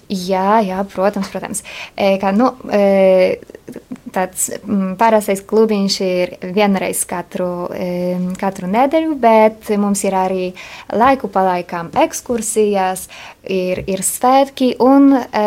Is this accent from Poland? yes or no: yes; Poland; Latvian is a second language; moved away as an adult; now in Riga, Latvia; Esmu poliete